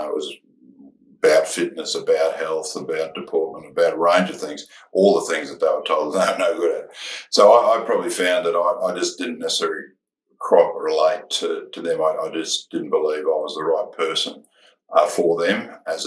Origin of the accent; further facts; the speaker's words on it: Gold Coast, Queensland, Australia; growing up on the Gold Coast